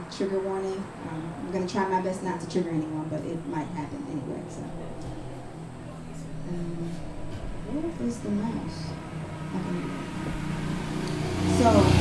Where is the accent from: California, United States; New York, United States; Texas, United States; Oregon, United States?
New York, United States; New York City; also born or lived in Harlem; So I'm originally from the Bronx, New York, but a lot of my cultural influence is from Harlem